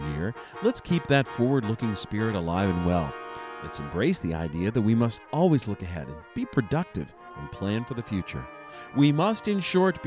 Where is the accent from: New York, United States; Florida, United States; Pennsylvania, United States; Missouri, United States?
Pennsylvania, United States; Brockway; moved away; my hometown does this amazing 4th of July celebration.